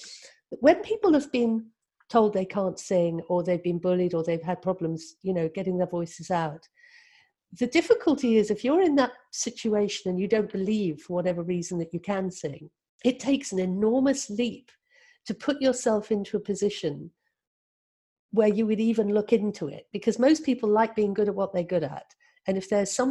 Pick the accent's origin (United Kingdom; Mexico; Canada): United Kingdom; Cornwall, South West England; moved away as an adult; also born or lived in London; I was brought up in a culture where we all sang. You know, I was from Cornwall